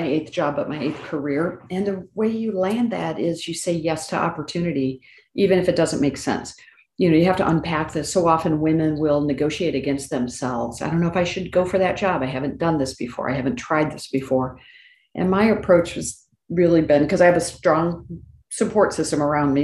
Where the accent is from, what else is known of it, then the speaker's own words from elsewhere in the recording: Northwest Indiana, United States; also born or lived in Washington, D.C.; now in Indianapolis, United States; I'm born and raised in Northwest Indiana, and then went to DC for 20 years and then back to Indianapolis. So I'm a Hoosier through and through